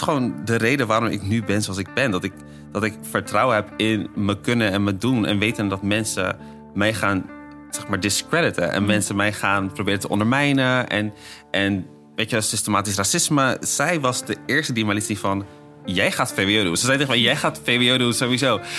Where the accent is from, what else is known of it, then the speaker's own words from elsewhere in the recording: Netherlands; ik ben opgegroeid in Nederland